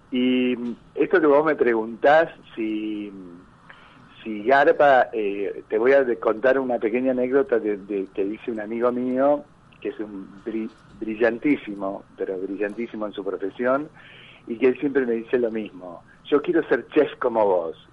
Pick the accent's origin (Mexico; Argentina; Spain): Argentina; Yo quiero mucho mi país, a pesar de que soy argentino-italiano y podría instalarme mañana en Italia